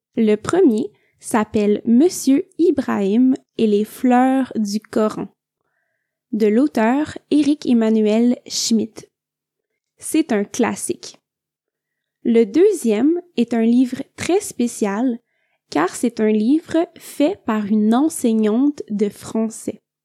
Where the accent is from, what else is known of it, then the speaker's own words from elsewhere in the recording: Quebec, Canada; je viens du Québec.